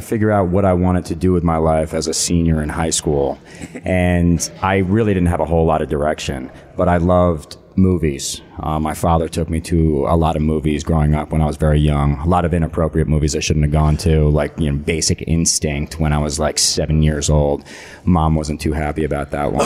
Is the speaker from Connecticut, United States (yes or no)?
yes; Connecticut, United States; moved away as an adult; also born or lived in New York; I grew up in Connecticut